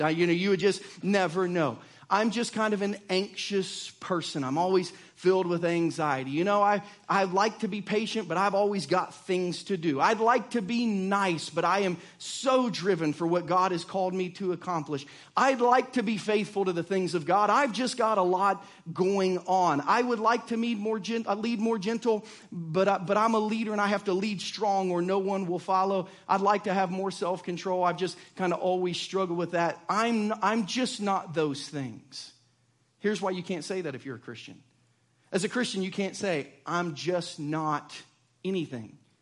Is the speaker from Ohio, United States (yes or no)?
yes; Southern Ohio, United States; now in Lee's Summit, United States; I grew up in Southern Ohio, in the woods of Southern Ohio, which means I'm a redneck